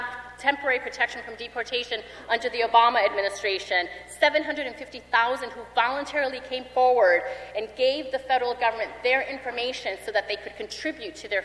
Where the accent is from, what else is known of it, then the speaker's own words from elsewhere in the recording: Colombia; now in United States; I'm an immigrant from Colombia